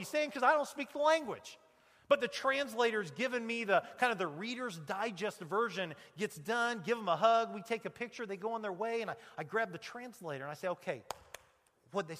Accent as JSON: {"language": "English", "country": "United States", "said": "the American preacher"}